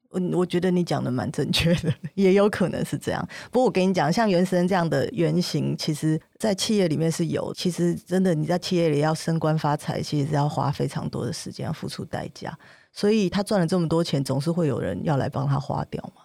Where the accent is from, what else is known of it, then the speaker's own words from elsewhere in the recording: Taiwan; 如果我们是一样长大，应该是差不多的环境下，在台湾这个竞争环境下